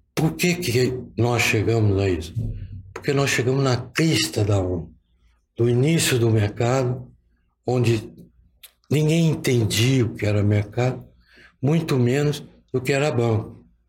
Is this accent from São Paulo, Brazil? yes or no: yes; São Paulo, Brazil; com 12 anos, eu fazia um serviço de estafeta que tinha aqui em São Paulo